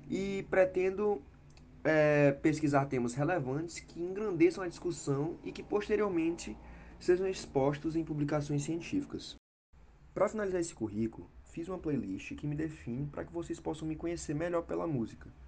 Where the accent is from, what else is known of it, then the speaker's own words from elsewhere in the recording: Parnaíba, Piauí, Brazil; eu nasci na cidade de Parnaíba, no Piauí, onde estudei até o final do ensino médio.